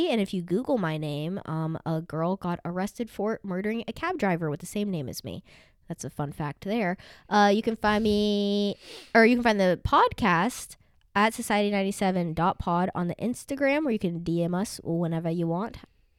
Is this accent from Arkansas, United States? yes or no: yes; Arkansas, United States; Arkansas is like literally the very bottom. Mm-hmm. And I'm from there.